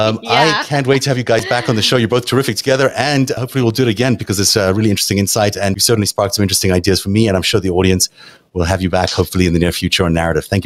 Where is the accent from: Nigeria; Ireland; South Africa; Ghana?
South Africa; now in United States; I talk about my growing up in South Africa here a lot on the show